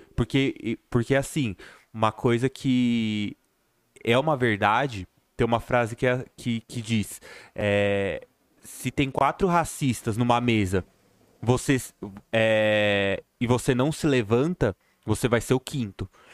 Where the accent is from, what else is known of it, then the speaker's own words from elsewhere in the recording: Santo André, São Paulo, Brazil; eu sou de Santo André